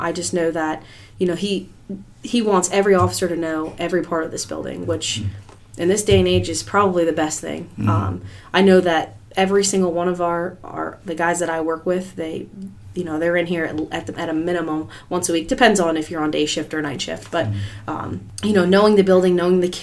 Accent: Pennsylvania, United States; moved away as an adult; now in Ocean View, United States; I'm actually originally from Pennsylvania

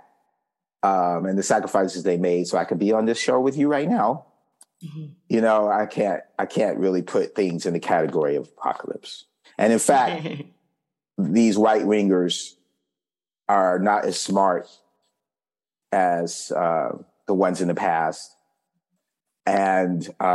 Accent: Fayetteville, North Carolina, United States; I grew up in Fayetteville, North Carolina, Fort Bragg's located there

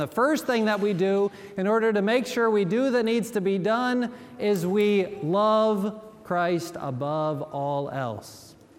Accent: Gary, Indiana, United States; now in Memphis, United States; I grew up in Gary, Indiana, right across the lake from Lake Michigan

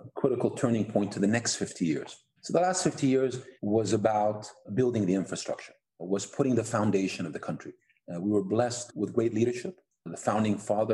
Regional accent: Abu Dhabi, United Arab Emirates; I'm from Abu Dhabi, the United Arab Emirates.

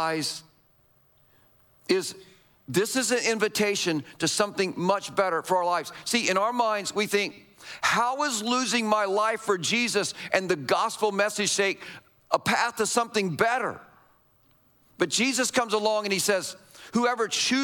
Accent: United States; us as American Christians

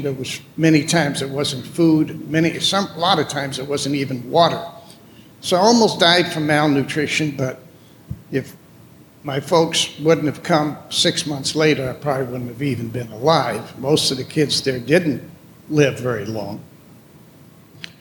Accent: Amsterdam, North Holland, Netherlands; moved away; I was born in Amsterdam, Holland.

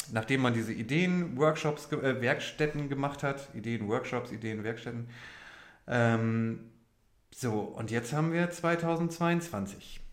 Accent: Oldenburg, Lower Saxony, Germany; als Oldenburger

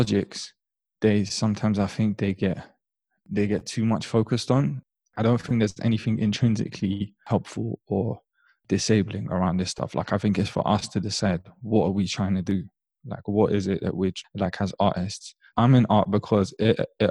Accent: London, United Kingdom; growing up in London

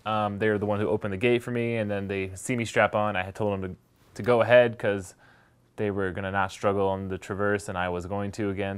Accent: San Diego, California, United States; moved away as an adult; now in Jackson Hole, United States; and I grew up in San Diego.

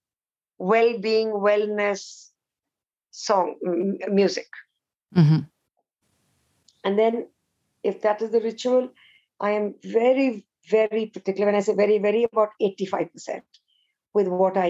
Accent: India; I'm Indian, unfortunately, we didn't learn Sanskrit as a language.

